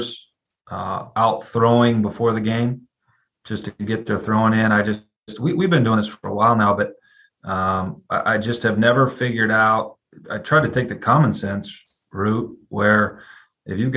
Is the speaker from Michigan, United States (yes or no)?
yes; Ann Arbor, Michigan, United States; moved away as an adult; also born or lived in California / Maryland; now in Georgia, United States; I was born and raised in Ann Arbor, Michigan. Grew up in the cold